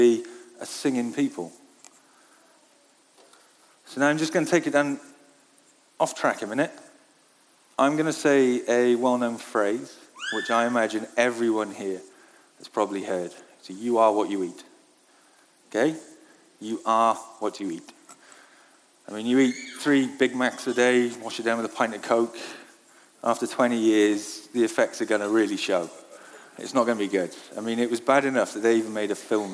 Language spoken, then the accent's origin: English; Wales, United Kingdom; I grew up in Wales